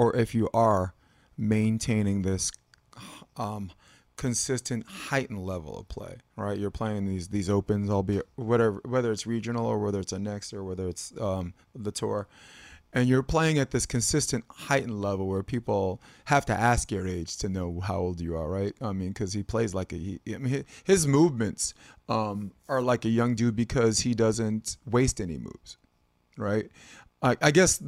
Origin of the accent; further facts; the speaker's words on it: New York, United States; I'm a New Yorker